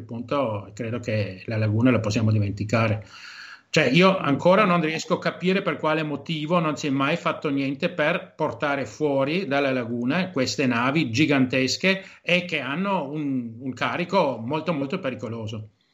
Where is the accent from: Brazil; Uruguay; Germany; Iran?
Germany; moved away as an adult; now in Venice, Italy; io sono tedesco, mia madre vent'anni fa mi chiamava e mi diceva che c'è acqua alta a Venezia perché la davano in televisione tedesca